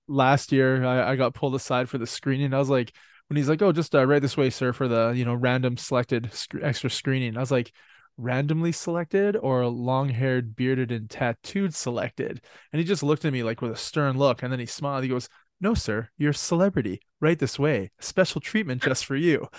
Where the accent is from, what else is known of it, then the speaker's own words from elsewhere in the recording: Canada; I'm Canadian